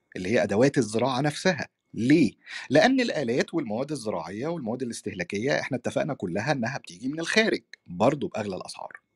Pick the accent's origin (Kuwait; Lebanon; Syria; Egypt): Egypt; في بلدنا مصر